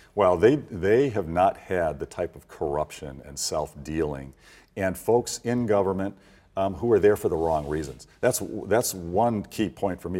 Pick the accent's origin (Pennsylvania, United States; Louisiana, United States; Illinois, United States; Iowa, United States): Illinois, United States; I was born and raised in Illinois